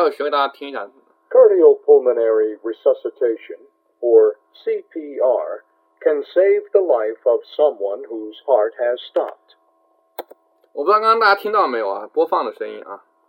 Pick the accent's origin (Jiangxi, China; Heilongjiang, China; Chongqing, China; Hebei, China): Jiangxi, China; 我是江西人啊，我江西人啊